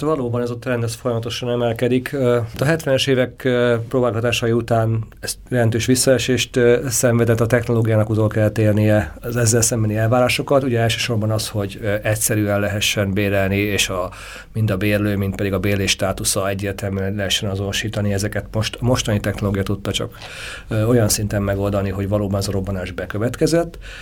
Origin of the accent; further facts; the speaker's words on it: Great Hungarian Plain, Hungary; az Alföldön, ahol én származom